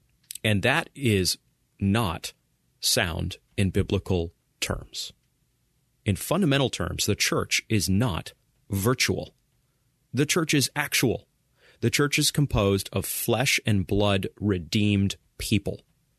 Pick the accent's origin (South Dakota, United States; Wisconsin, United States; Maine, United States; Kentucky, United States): Maine, United States; I recall growing up in Maine, and I recall my dad, as a leader in our small Baptist church, going to the nursing home